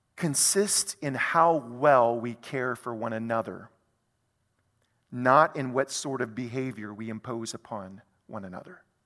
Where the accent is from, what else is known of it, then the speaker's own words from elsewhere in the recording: South Louisiana, United States; who happened to live in South Louisiana in the United States of America